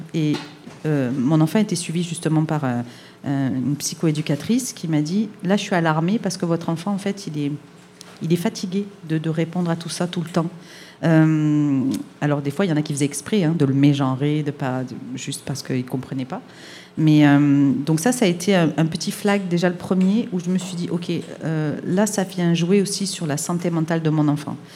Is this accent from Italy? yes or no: no; France; now in Montreal, Canada; je suis française